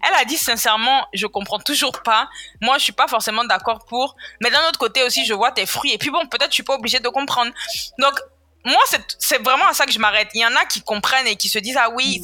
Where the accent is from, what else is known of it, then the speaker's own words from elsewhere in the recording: Côte d’Ivoire; Je suis née, j'ai grandi en Côte d'Ivoire